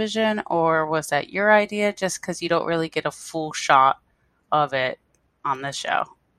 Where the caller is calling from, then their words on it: Honolulu, Hawaii, United States; I'm calling from Honolulu, Hawaii.